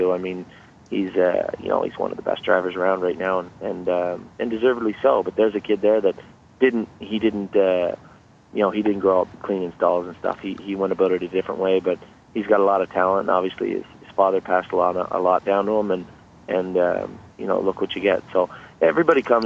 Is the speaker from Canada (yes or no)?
yes; Prince Edward Island, Canada; moved away as an adult; now in Campbellville, Canada; I was born and raised in Prince Edward Island